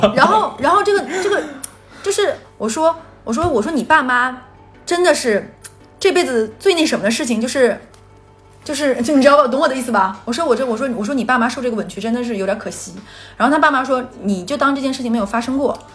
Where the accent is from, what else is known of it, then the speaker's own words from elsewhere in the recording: Northeast China, China; 在我们东北的话，基本上你带回家的女生就是要结婚的